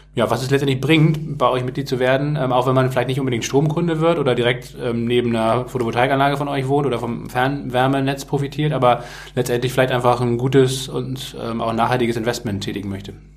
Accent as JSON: {"language": "German", "region": "Northern Germany", "country": "Germany", "said": "wir kommen ja beide aus Norddeutschland"}